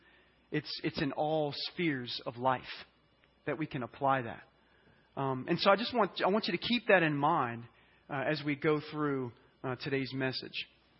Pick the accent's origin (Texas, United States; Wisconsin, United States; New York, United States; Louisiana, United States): Louisiana, United States; I'm from Louisiana, and so I want to use a term. It's called lanyap